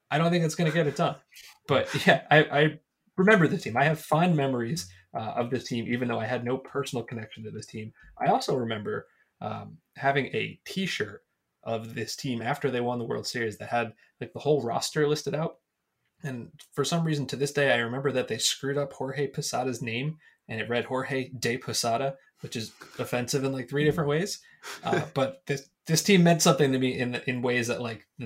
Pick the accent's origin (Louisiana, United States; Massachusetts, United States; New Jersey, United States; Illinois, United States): New Jersey, United States; But I grew up in New Jersey. I would have turned, I guess, 15